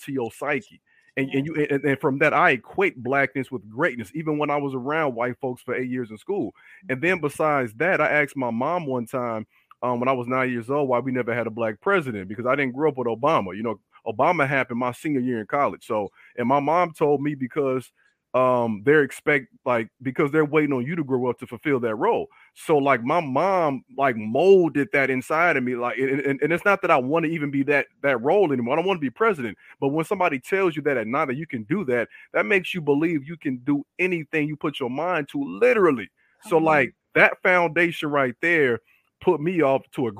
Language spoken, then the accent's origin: English; Chicago, Illinois, United States; born or raised there